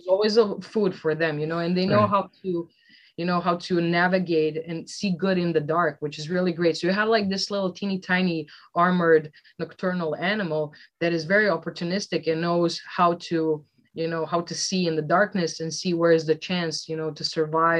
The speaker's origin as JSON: {"language": "English", "town": "Velika Gorica", "region": "Zagreb County", "country": "Croatia", "tie": "born or raised there", "said": "my hometown of Velika Gorica is such a small, teeny tiny town"}